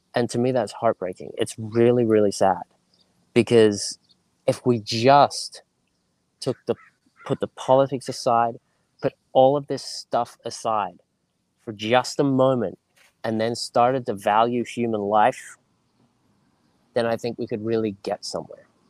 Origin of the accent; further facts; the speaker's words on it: Sydney, New South Wales, Australia; moved away as an adult; also born or lived in United Kingdom; now in United States; growing up in Australia, um, in Sydney, Northern Beaches, which is a small little beach community